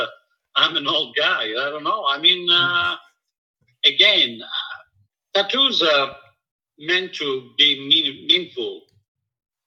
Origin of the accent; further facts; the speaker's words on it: Italy; now in Vancouver, Canada; I'm Italian proudly, and I'm Canadian proudly.